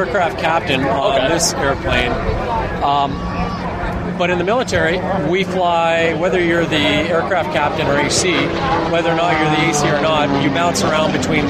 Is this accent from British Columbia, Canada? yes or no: no; Barrie, Ontario, Canada; I grew up in Barrie.